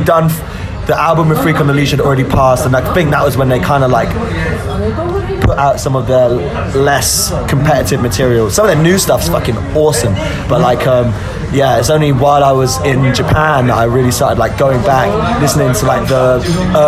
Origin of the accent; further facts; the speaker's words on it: United Kingdom; as like a British person